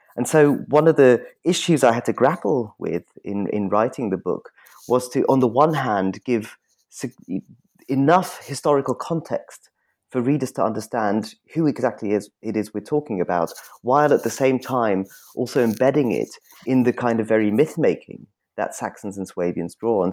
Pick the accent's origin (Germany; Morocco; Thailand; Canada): Germany; Munich, Bavaria; moved away; I grew up in Munich